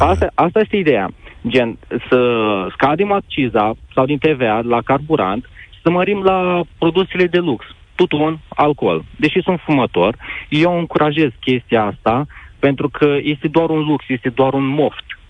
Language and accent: Romanian; Moldova; Eu nu sunt uh, din uh, România, sunt din Republica Moldova